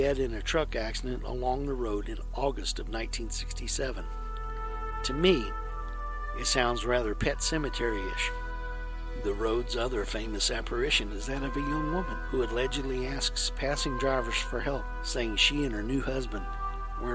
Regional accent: Fedor, Texas, United States; my hometown, the little-known Fedor light

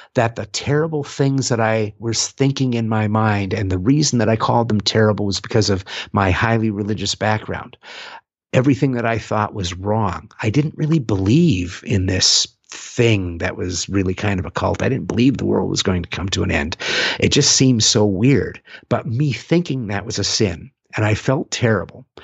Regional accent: San Francisco, California, United States; my hometown of San Francisco

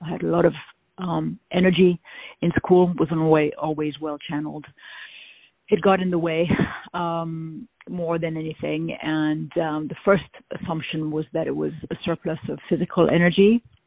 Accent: France; accent: French; now in United States; people always guess that I come from France.

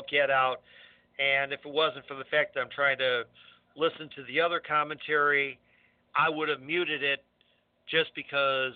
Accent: Scotland, United Kingdom; As a Scotsman

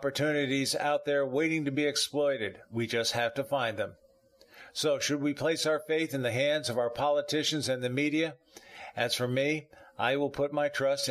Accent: the South, United States; now in Palm Harbor, United States; I'm from the South

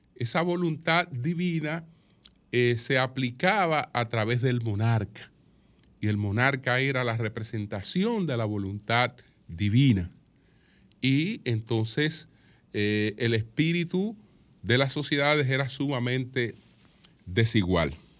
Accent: Dominican Republic

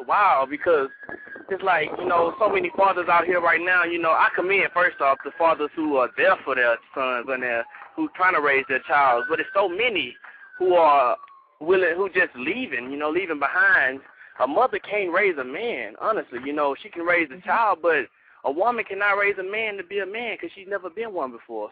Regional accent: Houston, Texas, United States; I'm from Third Ward, Houston, Texas

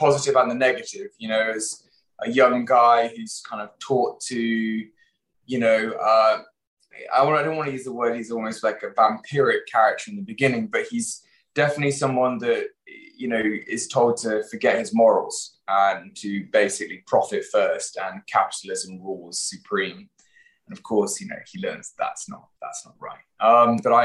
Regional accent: Stroud, South West England, United Kingdom; I grew up in the Cotswolds, in a town called Stroud, which is very small

